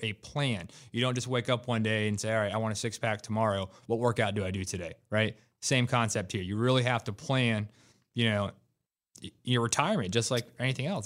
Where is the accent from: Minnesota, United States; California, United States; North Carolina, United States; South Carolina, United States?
North Carolina, United States; Raleigh; I was born and raised in Raleigh. I've been here most of my life